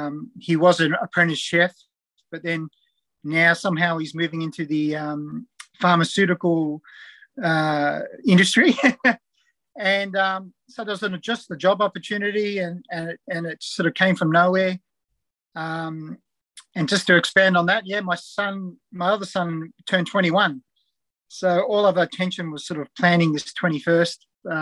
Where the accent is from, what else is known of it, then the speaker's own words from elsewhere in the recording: Perth, Western Australia, Australia; also born or lived in New Zealand; now in Newcastle, Australia; So I was born in New Zealand. come across when I was about 6 years old. We actually moved to WA, Perth, initially, because my dad actually worked in the gold mines in Kalgoorlie.